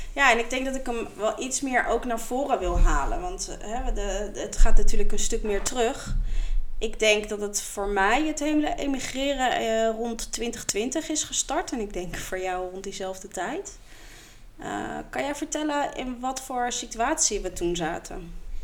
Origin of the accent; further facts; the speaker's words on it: The Hague, South Holland, Netherlands; Ik kom oorspronkelijk uit Den Haag.